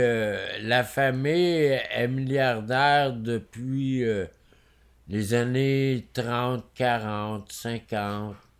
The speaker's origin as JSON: {"language": "French", "region": "Quebec", "country": "Canada", "said": "on est québécois"}